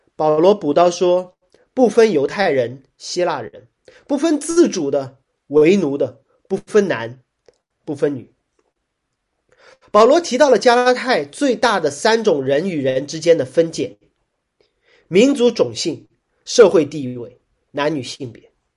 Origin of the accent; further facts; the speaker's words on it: Shanghai, China; 我是上海人